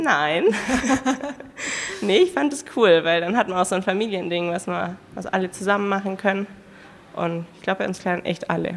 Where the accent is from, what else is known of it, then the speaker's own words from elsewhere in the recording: Ravensburg, Baden-Württemberg, Germany; Ich komme aus Ravensburg